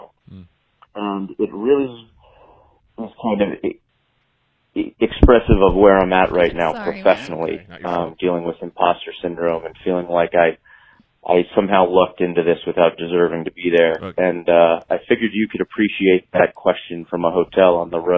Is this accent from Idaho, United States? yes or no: no; Austin, Texas, United States; I'm calling from a hotel room, but I'm from Austin, Texas